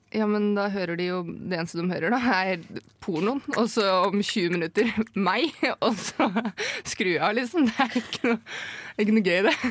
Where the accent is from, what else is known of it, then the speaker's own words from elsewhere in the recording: Jevnaker, Buskerud, Norway; jeg er fra Jevnaker, jeg må spesifisere det når jeg forteller det her.